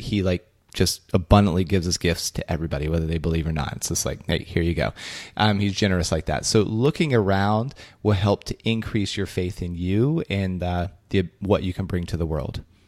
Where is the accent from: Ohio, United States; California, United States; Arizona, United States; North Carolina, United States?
Ohio, United States; Belpre; my hometown, Belpre, Ohio